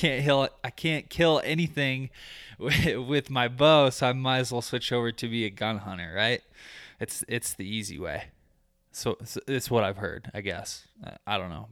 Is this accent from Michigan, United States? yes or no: yes; Michigan, United States; now in Colorado, United States; I grew up in Michigan.